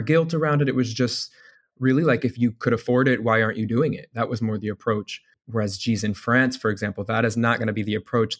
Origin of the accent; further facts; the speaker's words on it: Indiana, United States; I'm from Indiana